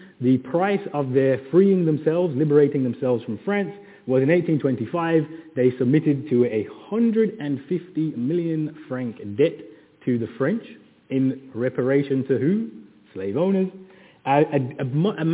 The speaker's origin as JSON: {"language": "English", "town": "Birmingham", "region": "West Midlands", "country": "United Kingdom", "said": "I'm from Birmingham"}